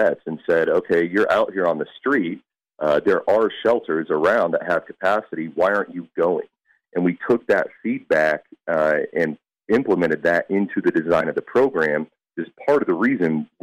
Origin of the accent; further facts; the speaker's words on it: Kansas City, United States; We're all from Kansas City